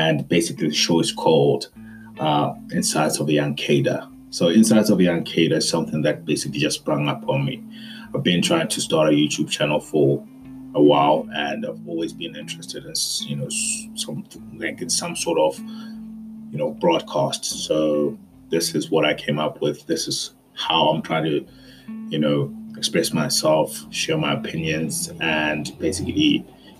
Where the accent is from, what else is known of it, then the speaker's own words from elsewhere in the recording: South Africa; we as the South African youth have been for many years discounted